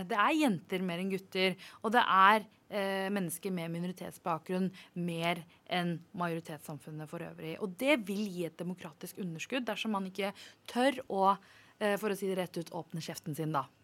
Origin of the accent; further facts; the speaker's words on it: Oslo, Norway; jeg er fra Groruddalen